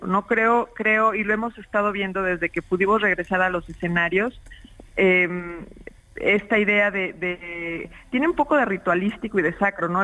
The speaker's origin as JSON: {"language": "Spanish", "country": "Mexico", "said": "en mi país, en México"}